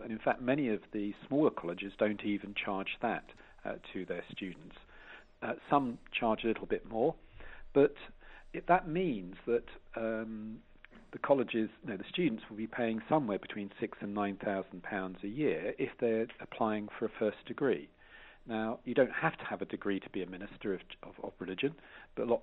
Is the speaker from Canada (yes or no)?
no; Edenbridge, South East England, United Kingdom; also born or lived in South London; I was brought up in Kent. I was born in South London and then brought up in Kent in Edenbridge.